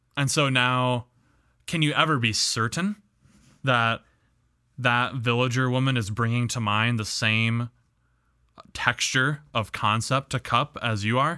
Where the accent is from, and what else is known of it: Midwest, United States; accent: Midwest English